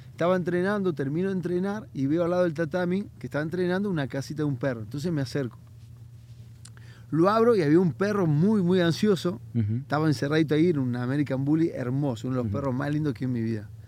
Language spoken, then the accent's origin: Spanish; La Plata, Buenos Aires Province, Argentina; moved away as an adult; also born or lived in Brazil; De Buenos Aires, de la ciudad de La oh, Plata.